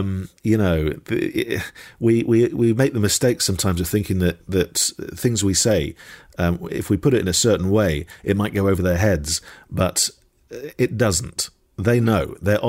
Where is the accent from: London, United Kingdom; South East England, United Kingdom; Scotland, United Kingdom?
Scotland, United Kingdom; Dundee; I was born in Dundee. I am Scottish, and the Braeburn is one of our finest apples.